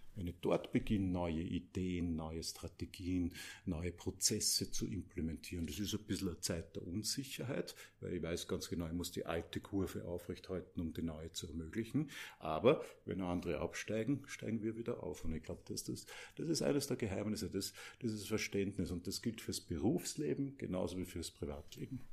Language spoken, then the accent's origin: German; Mödling, Lower Austria, Austria; Mödling, das ist in Niederösterreich